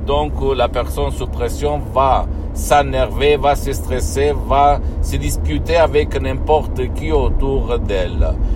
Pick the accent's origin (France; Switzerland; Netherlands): Switzerland; quand j'étais petit en Suisse